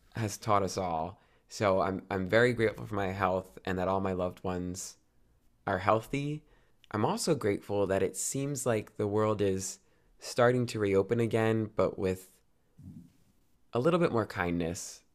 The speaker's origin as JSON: {"language": "English", "region": "New Jersey", "country": "United States", "tie": "born or raised there", "also_born_or_lived": "New York City", "said": "I grew up in New Jersey"}